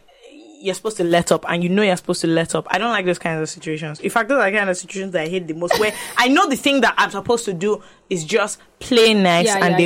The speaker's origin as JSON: {"language": "English", "region": "London", "country": "United Kingdom", "said": "I said, it's not possible, I'm British. First of all, if I came from London, you can't inject me"}